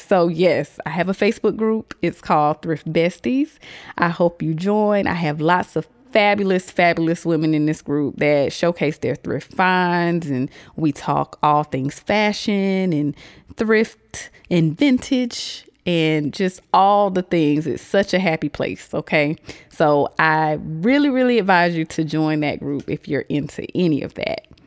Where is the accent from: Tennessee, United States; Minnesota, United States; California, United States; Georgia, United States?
Georgia, United States; Augusta; I am from Augusta, Georgia.